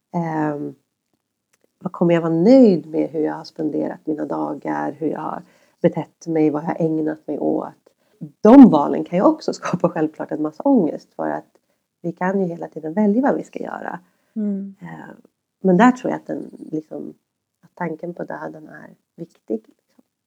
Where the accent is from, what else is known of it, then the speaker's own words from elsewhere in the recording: Järfälla, Stockholm County, Sweden; jag växte upp i Högbyområdet